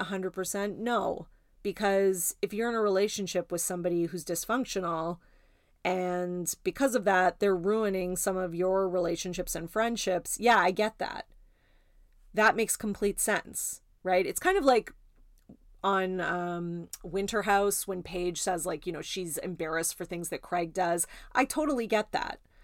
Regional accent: Canada; I'm Canadian

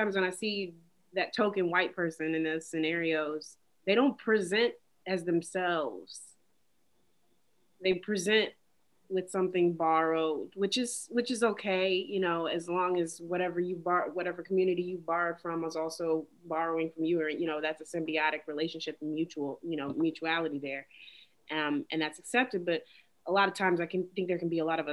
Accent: Nashville, Tennessee, United States; moved away as an adult; also born or lived in Birmingham, Alabama / Asheville, North Carolina; now in Brooklyn, United States; We moved back to Nashville, Tennessee when I was 3 going on 4

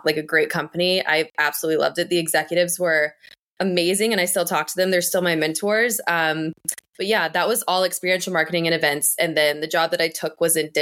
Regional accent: Northern Kentucky, United States; moved away as an adult; also born or lived in Louisville, Kentucky; now in Boston, United States; originally I'm from Kentucky. I grew up in Northern Kentucky and I moved to Louisville for college

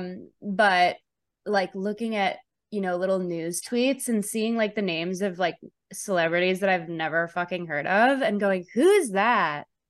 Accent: Chicago, Illinois, United States; I grew up in Chicago, very liberal family

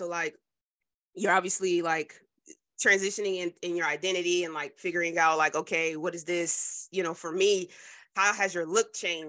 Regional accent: New Jersey, United States; Philly. I'm from Jersey.

